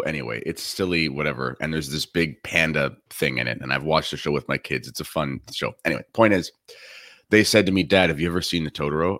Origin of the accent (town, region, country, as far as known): Canada